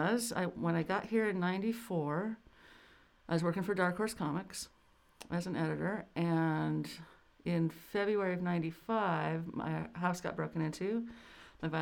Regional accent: Bay Area, California, United States; I grew up in the Bay Area

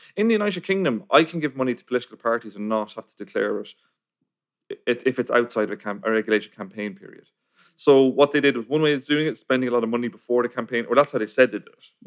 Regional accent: Ireland; I'm from Ireland

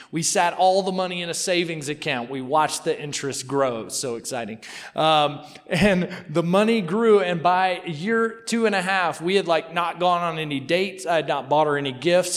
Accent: Mississippi, United States; I'm from Mississippi. You know what I'm saying? Like we talk a little slow.

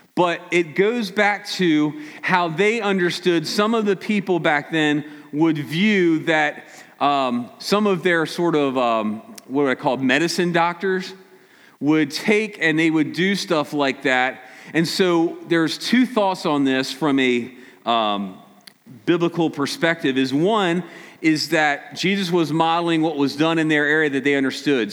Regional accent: Maryland, United States; Us from Maryland

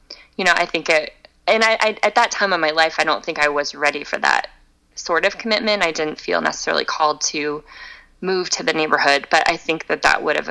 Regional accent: Tampa, Florida, United States; also born or lived in China / Chicago; now in Fort Collins, United States; I grew up in Tampa

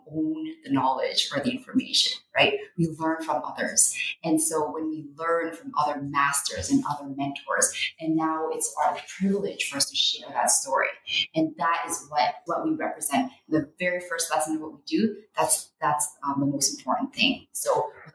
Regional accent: Canada

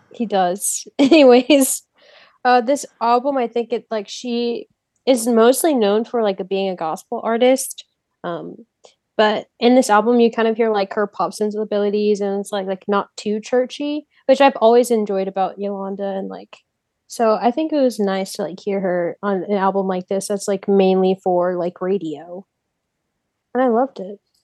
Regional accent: Houston, Texas, United States; I'm from Houston

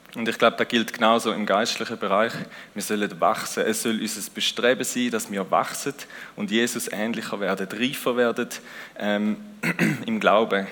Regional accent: Switzerland; Wir sind auch Schweizer

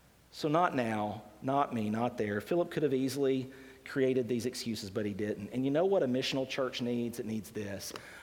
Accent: Decatur, Alabama, United States; moved away; when God called me back to Decatur, Alabama

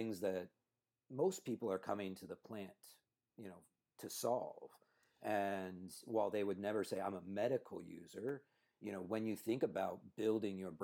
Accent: Cupertino, California, United States; born and raised in Cupertino

